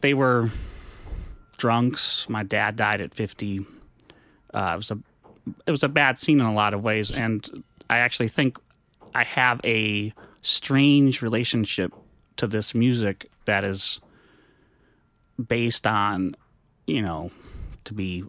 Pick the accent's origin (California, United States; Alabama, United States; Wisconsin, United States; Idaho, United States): Wisconsin, United States; Menominee; moved away as an adult; also born or lived in New York; I'm from Menominee, Wisconsin.